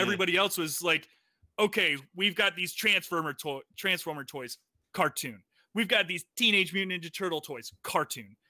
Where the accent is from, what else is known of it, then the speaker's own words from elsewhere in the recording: Florida, United States; moved away; I'm from Florida